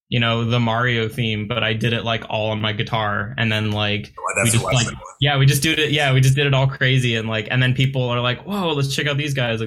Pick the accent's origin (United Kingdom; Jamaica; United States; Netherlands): United States; Long Beach, California; I grew up in Long Beach and that's where I live now.